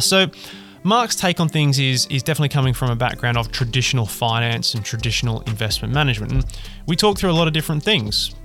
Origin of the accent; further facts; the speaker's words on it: Australia; accent: Australian; now in United Kingdom; I'm an Australian with an Australian accent, living and working in the UK